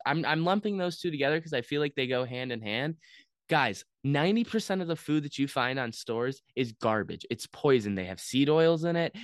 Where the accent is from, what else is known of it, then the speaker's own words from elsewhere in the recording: United States; as an American citizen